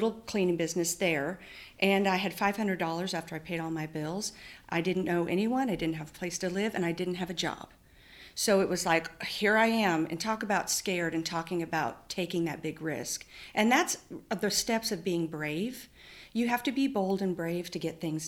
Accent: Antelope Valley, California, United States; also born or lived in Oklahoma; I was born in Oklahoma, but raised in the high desert in California

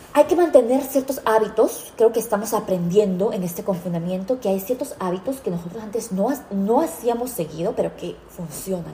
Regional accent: United States; yo, como americana

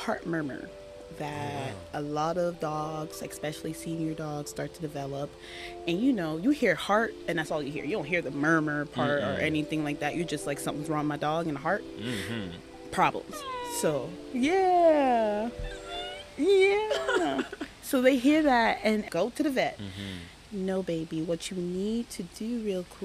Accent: Jamaica; moved away; I was born in Jamaica

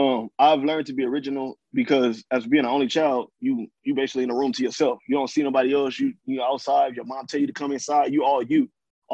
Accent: California, United States; I'm from Cali

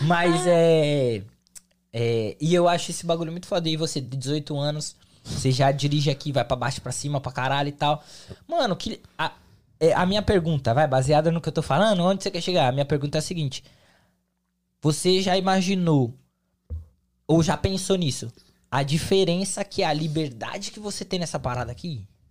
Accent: São Paulo, Brazil; now in United States; São Paulo, capital

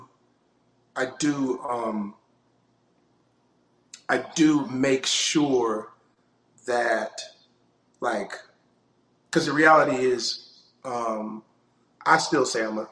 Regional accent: North Carolina, United States; now in Charlotte, United States; I'm from North Carolina, born and raised.

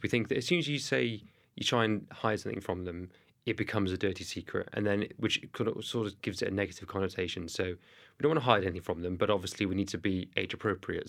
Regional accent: Cardiff, Wales, United Kingdom; accent: thick Welsh; I'm from Cardiff, you can tell by my thick Welsh accent

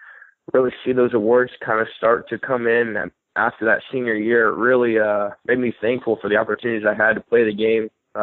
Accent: Birmingham, Alabama, United States; moved away as an adult; now in Hattiesburg, United States; against UAB, against my hometown team

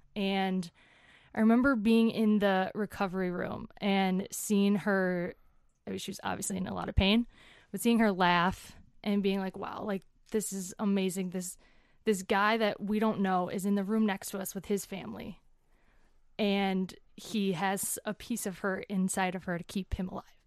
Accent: Woodbury, Minnesota, United States; moved away as an adult; also born or lived in Denver, Colorado / Englewood, Colorado; I grew up in Woodbury, Minnesota

